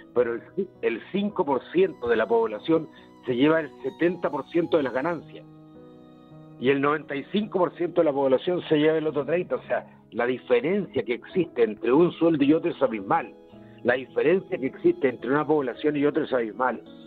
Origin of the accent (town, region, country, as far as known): Chile